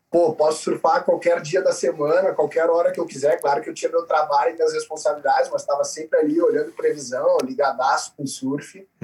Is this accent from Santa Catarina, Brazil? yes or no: yes; Florianópolis, Santa Catarina, Brazil; eu morei em Florianópolis até os 10 anos, a minha infância foi em Florianópolis. Eu sou caçula, nós somos cinco.